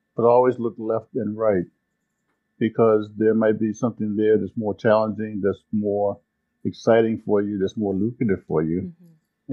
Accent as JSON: {"language": "English", "town": "Washington", "region": "District of Columbia", "country": "United States", "tie": "born or raised there", "said": "I was born in Washington, D.C. in 1951 in an area called Marshall Heights"}